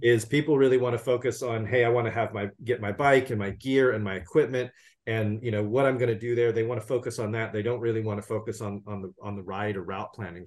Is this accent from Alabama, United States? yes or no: no; California, United States; my home state of California